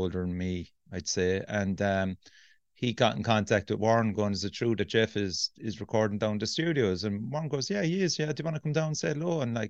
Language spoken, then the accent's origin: English; Youghal, Munster, Ireland; my hometown in Yall.